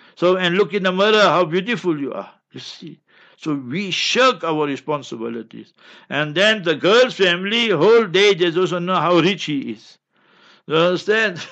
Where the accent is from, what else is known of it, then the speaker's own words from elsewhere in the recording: Heidelberg, Gauteng, South Africa; I grew up in Heidelberg, and my neighbors were Babas and Timols